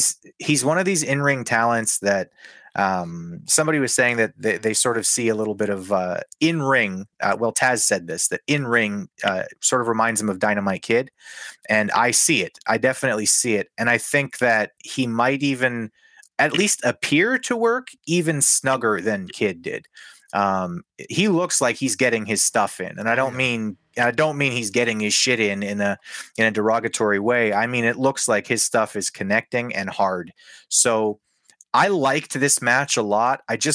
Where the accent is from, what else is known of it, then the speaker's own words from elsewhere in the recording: Canada; I'm a Canadian wrestling fan